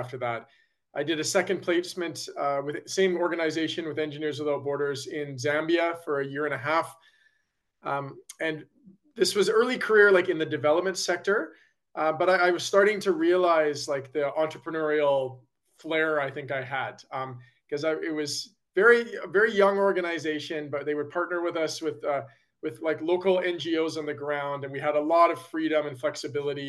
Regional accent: Calgary, Alberta, Canada; I grew up in Calgary, Alberta, Canada

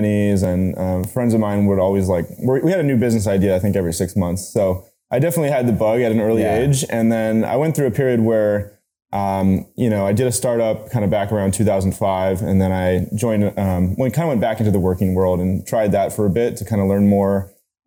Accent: San Jose, California, United States; I grew up in San Jose, California

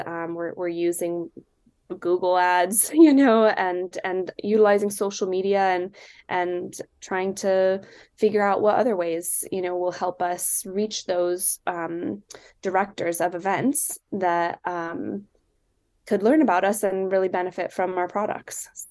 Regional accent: Silicon Valley, California, United States; now in Seattle, United States; I live in Seattle, but I grew up in the Silicon Valley in California

